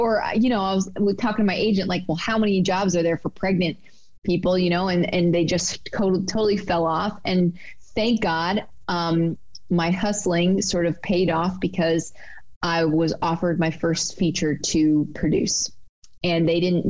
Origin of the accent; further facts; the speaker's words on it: Michigan, United States; moved away as an adult; also born or lived in New York City; I'm from Michigan originally, went to school in Detroit, and then went to New York City after I graduated